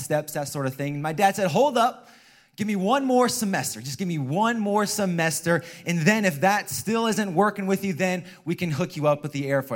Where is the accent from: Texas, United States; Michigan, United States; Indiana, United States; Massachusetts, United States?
Indiana, United States; moved away as an adult; now in San Jose, United States; I hail from the state of Indiana, Midwest in the house.